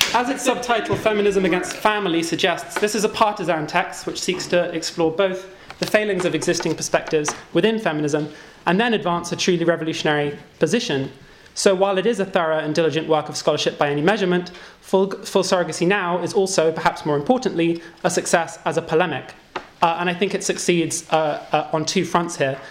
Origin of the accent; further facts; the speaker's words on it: United Kingdom; moved away; British emigres who've kind of moved on to greener pastures